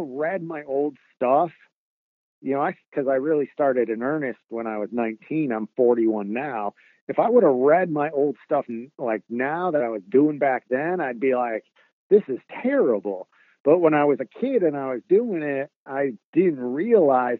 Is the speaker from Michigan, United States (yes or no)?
yes; Warren, Michigan, United States; moved away as an adult; now in Los Angeles, United States; I grew up in Warren, Michigan, which is right next to Detroit